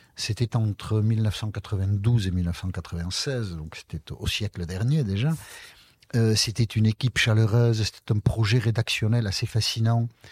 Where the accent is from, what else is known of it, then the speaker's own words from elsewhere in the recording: Basque Country, France; je suis originaire du Pays Basque